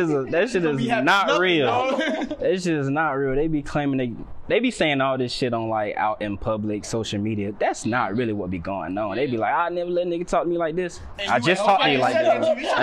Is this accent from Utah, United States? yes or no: no; Riverdale, Georgia, United States; I'm from the South Side, so I'm not from Atlanta. I know a lot of people like to claim every part. I'm from Clayton County, Riverdale.